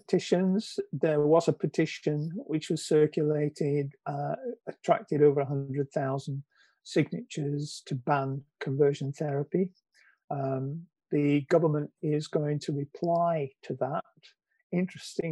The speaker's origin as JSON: {"language": "English", "town": "Preston", "region": "North West England", "country": "United Kingdom", "tie": "born or raised there", "said": "Preston North End, which is my hometown"}